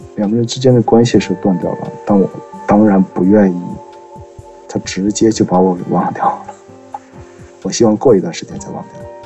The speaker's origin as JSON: {"language": "Chinese", "town": "Changchun", "region": "Jilin", "country": "China", "said": "我来自吉林长春，今年三十岁了"}